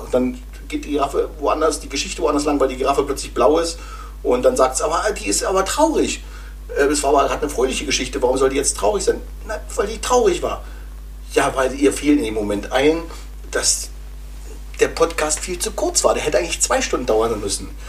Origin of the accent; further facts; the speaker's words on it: GDR, East Germany, Germany; Also ich bin ja noch äh, in der DDR groß geworden